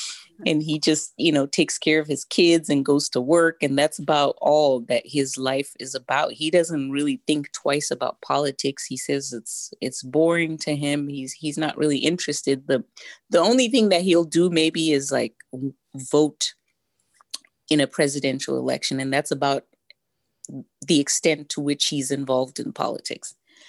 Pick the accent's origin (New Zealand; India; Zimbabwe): Zimbabwe; Even though I was very young growing up in Zimbabwe at the time, I obviously didn't see it as critical race theory or as Marxism at the time.